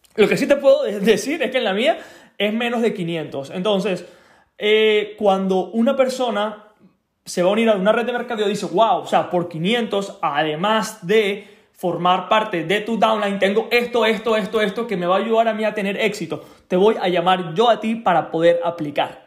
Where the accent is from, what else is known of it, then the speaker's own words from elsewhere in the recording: Venezuela; moved away; cuando era pequeño, cuando vivía en Venezuela, tenía alrededor de 15 años